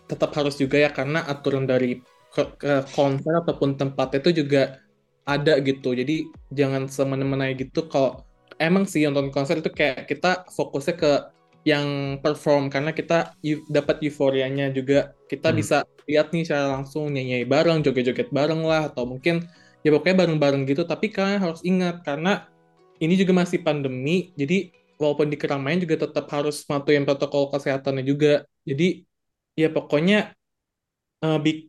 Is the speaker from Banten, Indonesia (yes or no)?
yes; Tangerang, Banten, Indonesia; Jadi kalau misalnya kalau dari kota gue tuh kan Tangerang, itu masih oke okay lah, lumayan agak sepi, tapi tetap rame.